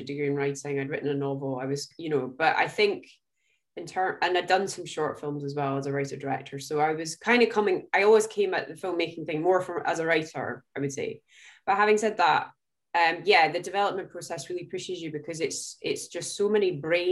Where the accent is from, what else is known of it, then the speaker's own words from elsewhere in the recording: Scotland, United Kingdom; I'm Scottish